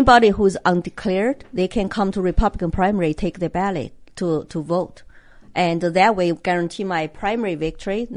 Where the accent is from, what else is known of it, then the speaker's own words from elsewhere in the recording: China; English is a second language; now in United States; Chinese immigrant who come here with nothing